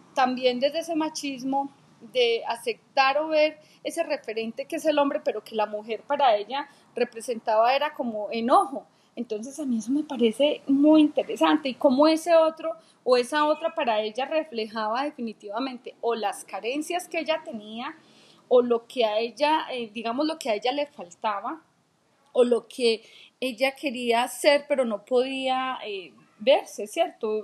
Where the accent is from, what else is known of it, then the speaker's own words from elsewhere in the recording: Colombia; soy colombiana y como colombiana, mis raíces son desde allá